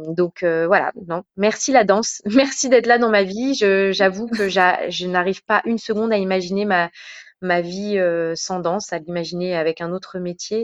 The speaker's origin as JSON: {"language": "French", "country": "France", "said": "je suis française d'origine euh, marocaine, tunisienne, juive"}